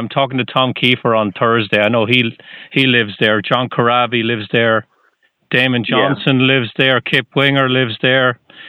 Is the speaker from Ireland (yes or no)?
yes; Ireland; now in New Hampshire, United States; You can probably tell I'm from Ireland